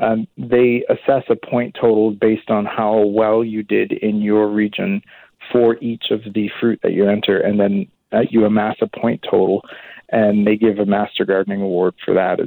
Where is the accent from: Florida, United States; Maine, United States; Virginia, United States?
Maine, United States; now in Burnaby, Canada; I'm originally from Maine in the U.S.